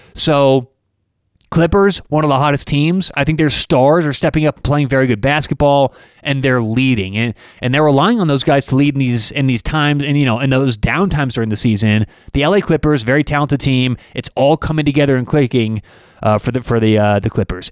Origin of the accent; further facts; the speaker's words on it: Denver, Colorado, United States; I'm from Denver